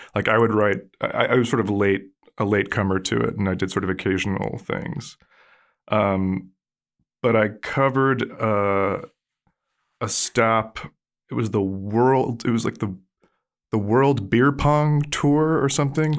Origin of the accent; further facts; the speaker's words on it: Allentown, Pennsylvania, United States; moved away as an adult; now in California, United States; I grew up in Pennsylvania